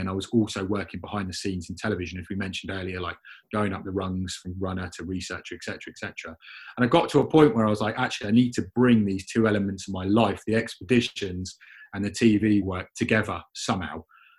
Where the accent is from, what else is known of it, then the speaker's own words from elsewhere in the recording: England, United Kingdom; accent: English; moved away as an adult; now in Cardiff, United Kingdom; I'm living in England. I'm from England with an English accent. You know, I'm learning Welsh, but my Welsh isn't great.